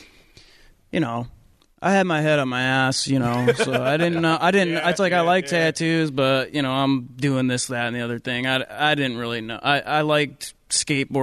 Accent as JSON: {"language": "English", "region": "New Jersey", "country": "United States", "tie": "born or raised there", "also_born_or_lived": "Delaware", "moved": "yes", "lives_now": "Tacoma, United States", "said": "I grew up in New Jersey"}